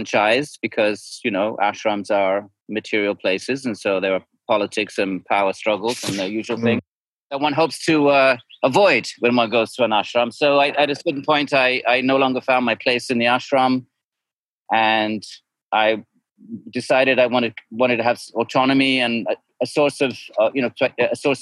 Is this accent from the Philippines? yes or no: no; United Kingdom; moved away as an adult; also born or lived in India; now in New Jersey, United States; I'm originally British